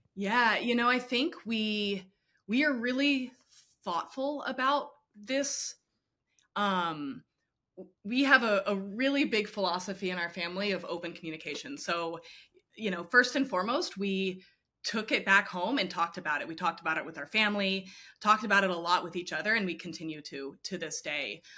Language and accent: English; Houston, Texas, United States; I grew up in Houston